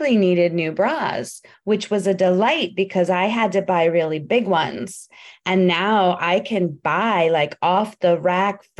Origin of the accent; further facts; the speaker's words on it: United States; I'm an American female